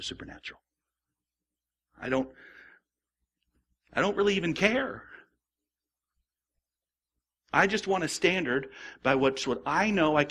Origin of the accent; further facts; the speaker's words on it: the West, United States; I'm an American and a Western American